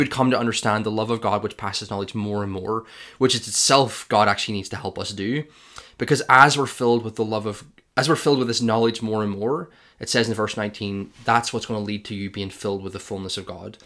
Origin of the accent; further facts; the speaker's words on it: Ireland; I'm Irish